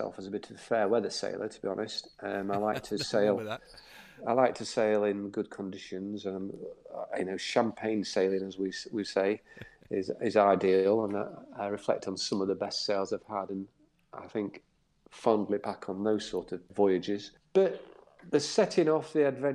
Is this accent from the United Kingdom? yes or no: yes; Doncaster, Yorkshire and the Humber, United Kingdom; now in Cowes, United Kingdom; As you can tell from my accent, I'm not from down the south. I'm from Doncaster in South Yorkshire